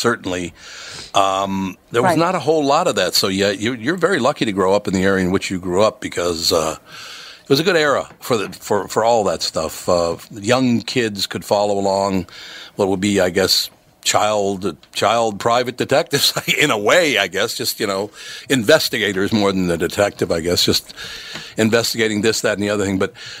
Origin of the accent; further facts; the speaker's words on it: Minnesota, United States; I was born in Minnesota, grew up in Minnesota, and I do remember reading those books as a kid